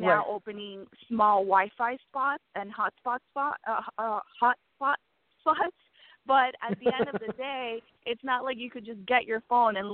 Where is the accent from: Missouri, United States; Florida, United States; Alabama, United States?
Florida, United States; Miami; born or raised there; moved away as an adult; also born or lived in Havana, Cuba; now in New York, United States